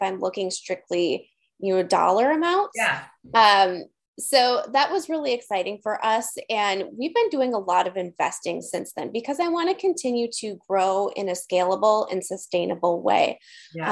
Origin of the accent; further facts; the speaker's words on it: Green Bay, Wisconsin, United States; I'm from Green Bay, Wisconsin. We're Midwesterners here